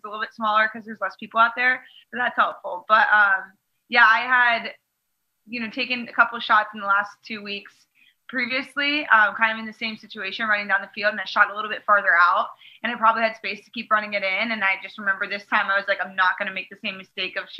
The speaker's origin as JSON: {"language": "English", "region": "Maryland", "country": "United States", "tie": "born or raised there", "said": "my home state of Maryland"}